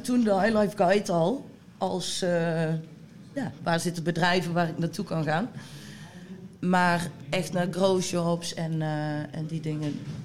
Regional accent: Bladel, North Brabant, Netherlands; ik kom uit de buurt van Bladel. Ehm, daar zaten wij op school

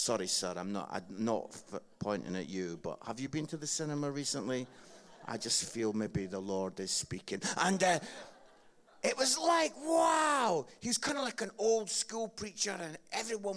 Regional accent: Edinburgh, Scotland, United Kingdom; I grew up in Edinburgh, Scotland

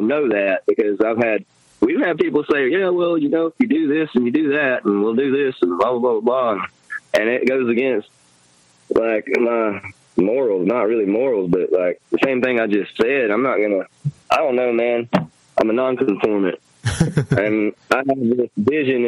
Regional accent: Florida, United States; now in Alabama, United States; I grew up in Florida, and they're from here. And it's crazy that I moved from Florida to here

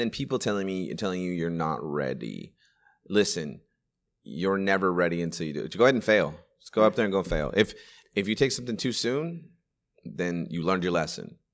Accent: Sacramento, California, United States; I used to live in a nice little neighborhood in, in Sacramento at the time. It was called Green Haven.

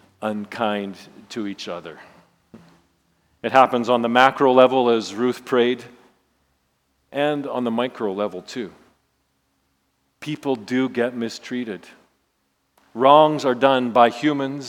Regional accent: Saskatchewan, Canada; I grew up in Saskatchewan, so you know I'm part of Rider Nation

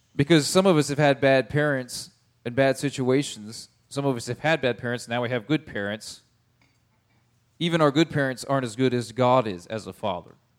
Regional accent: United States; I'm an American

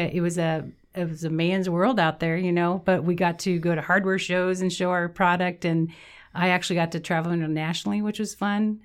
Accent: Meade, Kansas, United States; I grew up in Meade, Kansas. It's a small town in southwestern Kansas by the Oklahoma border

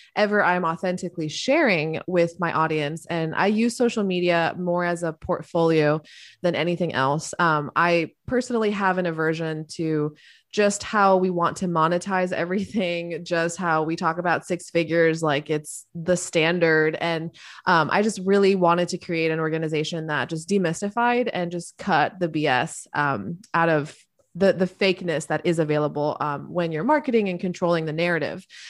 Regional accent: Miami, Florida, United States; I grew up in Miami, Florida

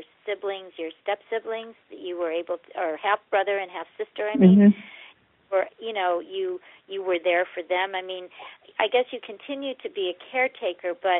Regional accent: St. Louis, Missouri, United States; I grew up in St. Louis, Missouri

